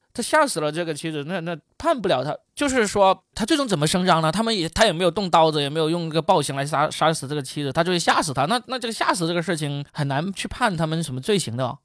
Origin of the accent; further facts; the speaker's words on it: China; 我们中国人还没走呢